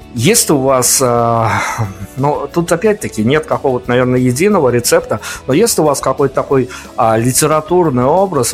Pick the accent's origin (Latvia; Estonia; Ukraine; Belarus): Belarus; у меня, как у журналиста белорусского